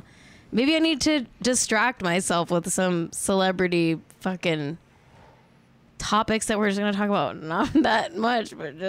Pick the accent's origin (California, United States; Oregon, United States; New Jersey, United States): California, United States; Los Angeles; And I'm from Los Angeles.